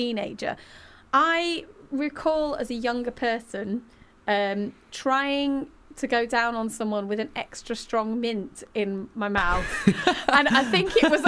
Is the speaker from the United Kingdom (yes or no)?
yes; Manchester, North West England, United Kingdom; I'm Mancunian.